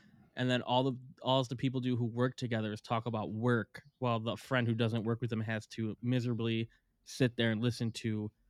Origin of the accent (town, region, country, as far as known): Chicago suburbs, Illinois, United States